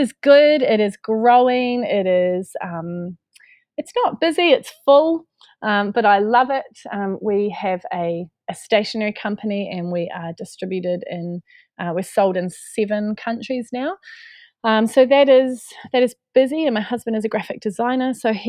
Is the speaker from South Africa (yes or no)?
no; New Zealand; moved away; have been back in New Zealand, which is my home country